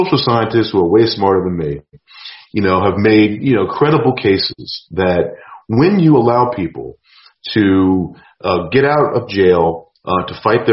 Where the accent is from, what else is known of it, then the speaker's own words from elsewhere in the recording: New York, United States; I grew up in New York in the 80s, I've been run up on